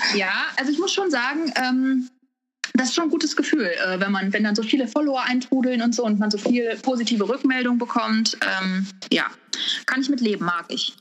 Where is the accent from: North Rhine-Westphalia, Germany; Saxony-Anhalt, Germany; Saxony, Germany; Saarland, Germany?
North Rhine-Westphalia, Germany; Wuppertal; moved away as an adult; now in California, United States; komme gebürtig aus Wuppertal. Und da habe ich, ähm, oh, lass mich überlegen, ja, 30. 31 Jahre lang gelebt